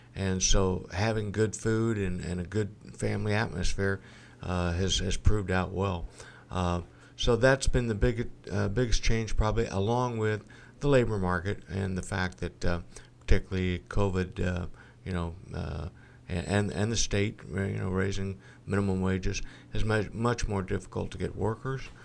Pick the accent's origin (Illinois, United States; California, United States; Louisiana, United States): Illinois, United States; Galesburg; also born or lived in Monmouth, Illinois / Texas; born and raised in Galesburg